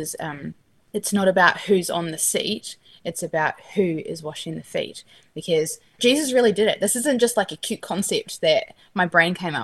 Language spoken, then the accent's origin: English; New Zealand; moved away as an adult; also born or lived in Australia; now in California, United States; So I grew up in New Zealand. I'm a Kiwi through and through.